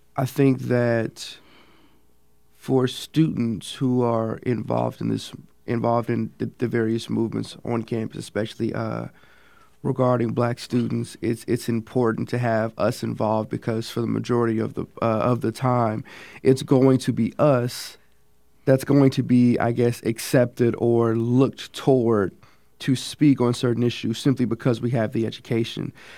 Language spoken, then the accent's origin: English; Kansas City, Kansas, United States; I'm a sophomore from Kansas City, Kansas